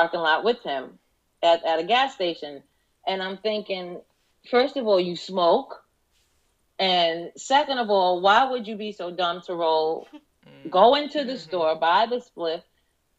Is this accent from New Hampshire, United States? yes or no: no; New York, United States; moved away as an adult; now in Florida, United States; I'm from New York. We moved to Florida in 2003.